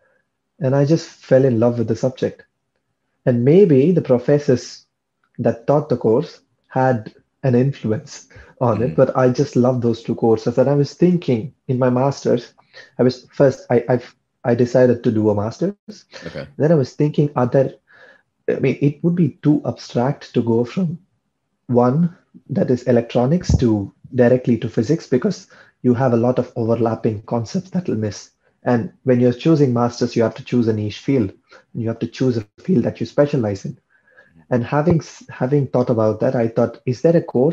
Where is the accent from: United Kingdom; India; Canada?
India; Chennai, Tamil Nadu; first language Tamil; English is a second language; moved away as an adult; also born or lived in Ghent, Belgium; now in Paris, France; I am from Chennai